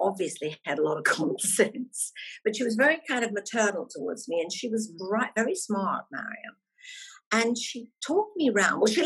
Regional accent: Scotland, United Kingdom; moved away as an adult; I was fresh out of Scotland then.

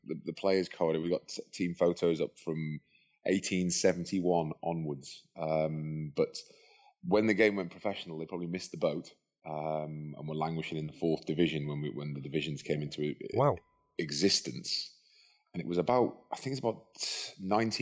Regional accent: the Wirral, North West England, United Kingdom; moved away as an adult; But then we settled back on the Wirral because my parents are from there. I started rugby as an 11-year-old at a club called Caldy

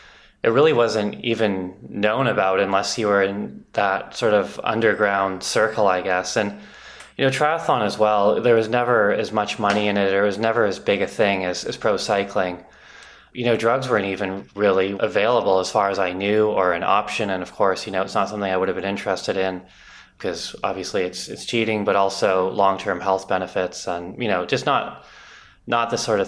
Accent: North Vancouver, British Columbia, Canada; I grew up in North Vancouver, most of it

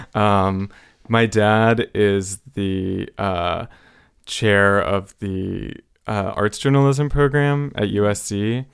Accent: Los Angeles, California, United States; it was really influenced by my time growing up there

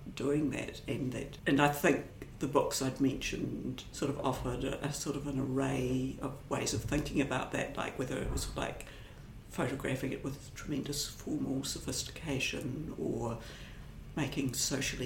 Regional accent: Dunedin, Otago, New Zealand; moved away as an adult; now in Wellington, New Zealand; I grew up in Dunedin and lived there till I was maybe about 25

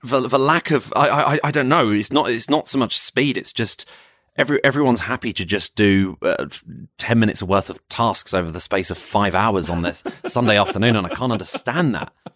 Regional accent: Croydon, London, United Kingdom; also born or lived in West Sussex; I'm from Croydon

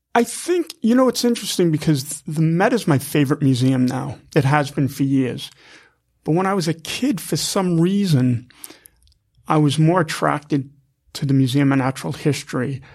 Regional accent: Massapequa, New York, United States; also born or lived in Queens, New York; now in New York City, United States; 'cause I was born in Queens, raised on Strong Island, so, you know, we're living in a house, you know, out in Massapequa

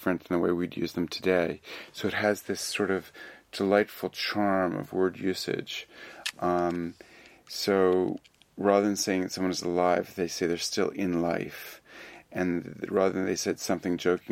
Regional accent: United States

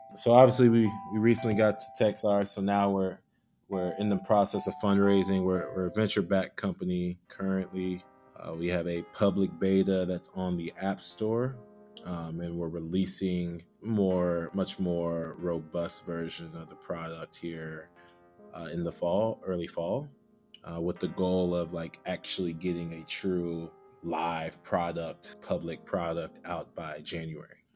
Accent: Houston, Texas, United States; also born or lived in Chicago / Austin / Lagos; now in Seattle, United States; I was born and raised in Houston

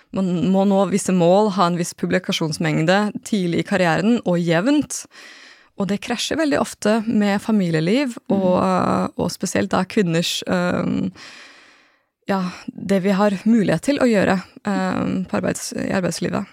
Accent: Norway; also born or lived in Japan; født og oppvokst i Norge

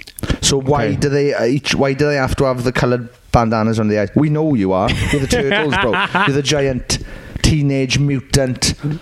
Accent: Wales, United Kingdom; I'm Welsh

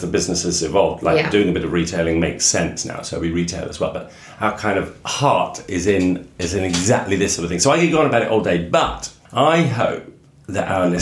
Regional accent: Suffolk, East of England, United Kingdom; I'm from Suffolk

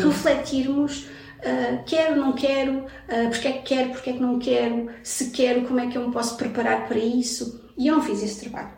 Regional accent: Portugal; also born or lived in Brazil; nasci no Brasil, vim para cá com 7 anos, então eu sou filha de imigrantes

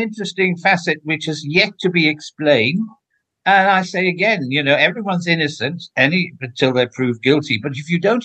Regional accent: Welsh, Wales, United Kingdom; being Welsh

